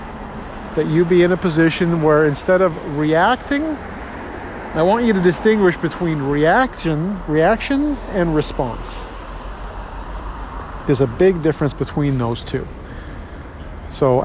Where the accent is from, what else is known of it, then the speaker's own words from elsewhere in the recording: Toronto, Ontario, Canada; born and raised in Toronto, born in Scarborough, stayed in Toronto my whole life